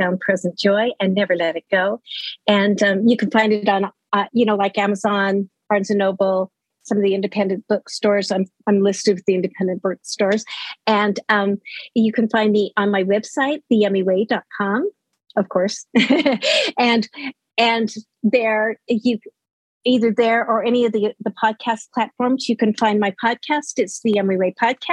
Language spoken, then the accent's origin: English; Utah, United States; moved away as an adult; also born or lived in Laramie, Wyoming; now in Los Lunas, United States; I lived in Utah most of my life